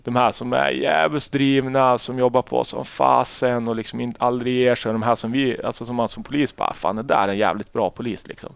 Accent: Umeå, Västerbotten County, Sweden; jag är uppväxt i Umeå

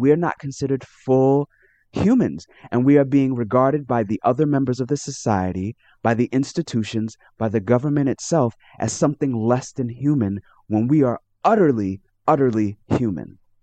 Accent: New York City, New York, United States; I was born and raised in New York City in the United States.

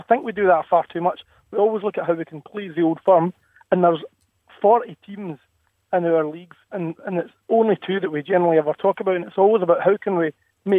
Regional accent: Airdrie, Scotland, United Kingdom; So I'm from Airdrie, I support Airdrie.

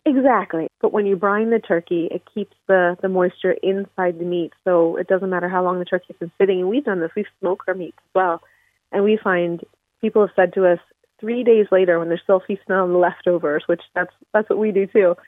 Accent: Philadelphia, Pennsylvania, United States; also born or lived in Missouri; I'm from Philadelphia on the East Coast

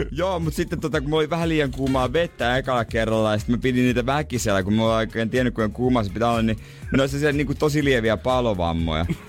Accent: Ostrobothnia, Finland

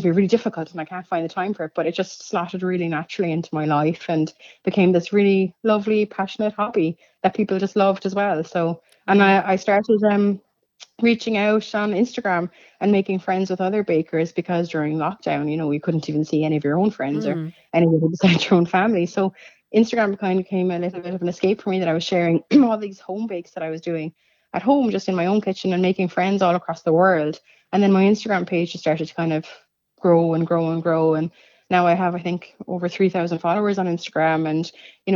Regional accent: Cork, Munster, Ireland; now in Ferrybank, Ireland; I'm actually completely foreign. I'm from Cork.

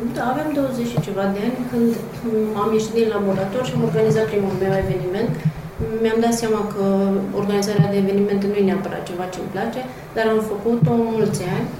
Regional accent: Transylvania, Romania; moved away as an adult; also born or lived in Cluj-Napoca; now in Bucharest, Romania; Sunt ardeleancă

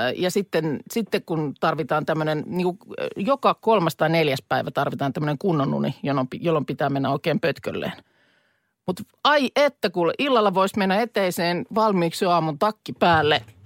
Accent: Lahti, Päijät-Häme, Finland; meillä Lahdessa

